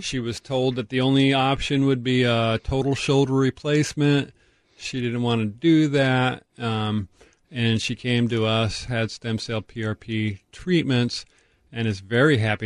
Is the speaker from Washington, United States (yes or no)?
yes; Tacoma, Washington, United States; I grew up in North Tacoma on Basalt Street